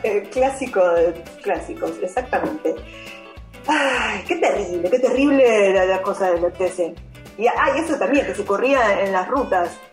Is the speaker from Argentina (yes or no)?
yes; Argentina; somos patriotas argentinos